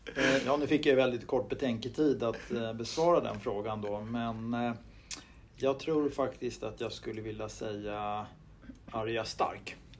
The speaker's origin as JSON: {"language": "Swedish", "town": "Huddinge", "region": "Stockholm County", "country": "Sweden", "tie": "born or raised there", "said": "jag växte upp i Stuvsta, söder om stan, eh, mm. Huddinge kommun"}